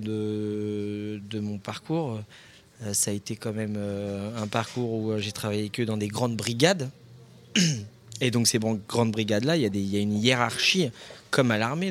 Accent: Lorient, Brittany, France; moved away; also born or lived in Paris; je suis natif de Lorient. Enfin, plus exactement de l'Armor Plage.

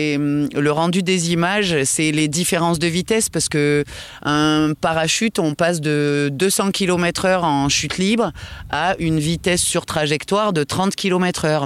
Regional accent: France; on est des Gaulois

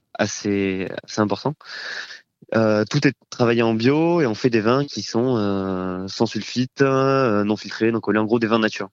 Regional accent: Toulouse, Occitania, France; je suis originaire de Toulouse

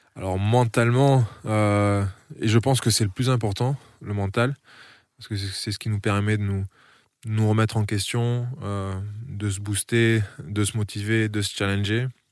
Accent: Frontignan, Occitania, France; born or raised there; also born or lived in Niš, Serbia / Strasbourg, France / Colmar, France

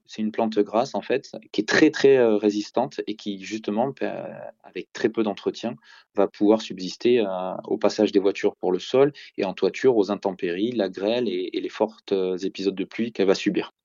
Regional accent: Bordeaux, Nouvelle-Aquitaine, France

